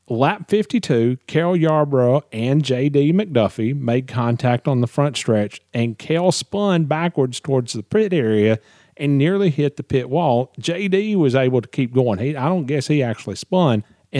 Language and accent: English; Nashville, Tennessee, United States; in my hometown of Nashville, Tennessee.